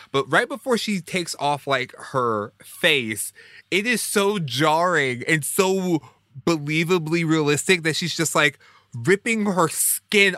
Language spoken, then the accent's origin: English; Houston, Texas, United States; I grew up in Houston